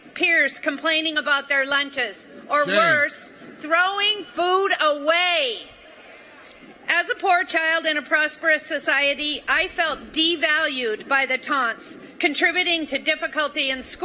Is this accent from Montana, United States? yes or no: yes; Butte, Montana, United States; from Butte, Montana, a copper mining town in the Rocky Mountains. I grew up in a very large family